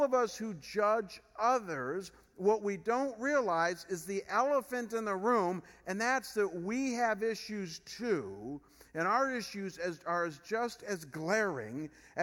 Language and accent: English; Chagrin Falls, Ohio, United States; moved away as an adult; Chagrin Falls, where I came from before I came here. As I mentioned, it's a more rural area. And so when I moved back to Chagrin, I'd grown up there